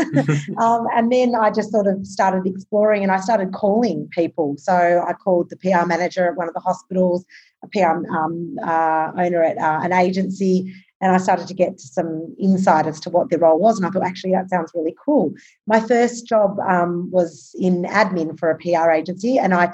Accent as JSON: {"language": "English", "town": "Albury", "region": "New South Wales", "country": "Australia", "tie": "born or raised there", "also_born_or_lived": "Sydney", "moved": "as an adult", "said": "I grew up in Albury, Wodonga. I'm a country girl."}